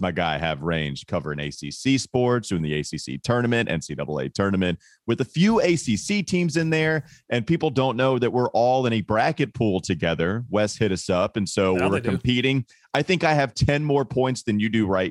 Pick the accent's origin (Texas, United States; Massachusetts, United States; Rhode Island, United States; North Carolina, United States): North Carolina, United States; Catawba County; growing up in Catawba County